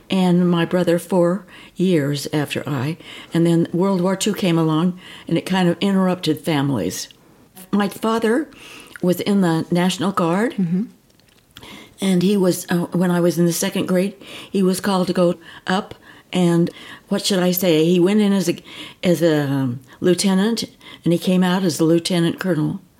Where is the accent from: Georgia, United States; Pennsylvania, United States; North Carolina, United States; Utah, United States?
Utah, United States; Manti; also born or lived in Newport Beach, California; I was born in Manti and grew up in Manti